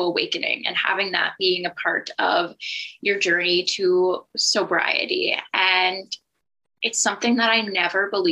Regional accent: Halifax, Nova Scotia, Canada; moved away as an adult; now in Manitoba, Canada; So I am from Halifax, Nova Scotia. I moved to Manitoba about 4 years ago

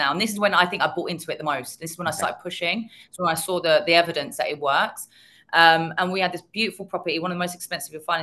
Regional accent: London, United Kingdom; I was born and bred in North London

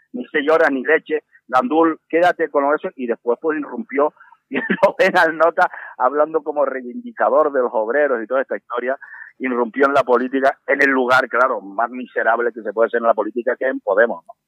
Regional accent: Canary Islands, Spain; los canarios somos muy aseados por nuestro clima

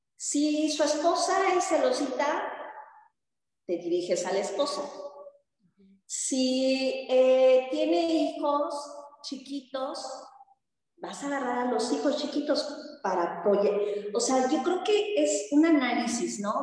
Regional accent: Yucatán, Mexico; yo tengo muchos amigos aquí que no son yucatecos

